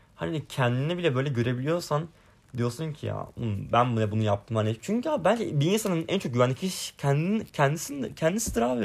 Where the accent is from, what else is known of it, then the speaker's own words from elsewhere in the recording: Sinop, Turkey; moved away as an adult; now in Istanbul, Turkey; ben Kütah memleketime geldim, Kütahya Sinop'a.